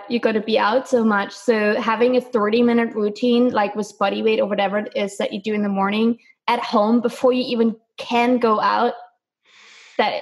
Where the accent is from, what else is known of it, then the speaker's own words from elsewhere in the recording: Germany; moved away as an adult; I am from Germany. So I kind of grew up on bread and potatoes